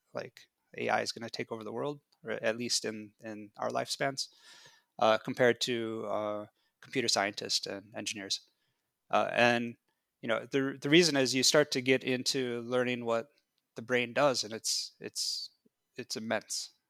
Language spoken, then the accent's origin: English; United States; I grew up in America